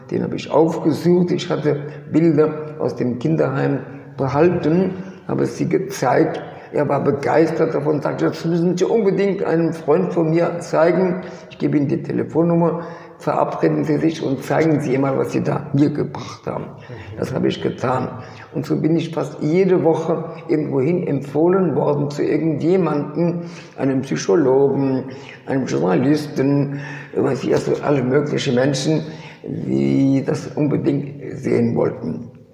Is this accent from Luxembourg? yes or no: no; Bourgogne-Franche-Comté, France; also born or lived in Kassel, Germany / Switzerland; now in Paris, France; Und auf alle möglichen komplizierte Wege sind wir dann nach Frankreich geflüchtet. Und dort äh, habe ich meine weitere Kindheit verbracht, bin dort in die Schule gegangen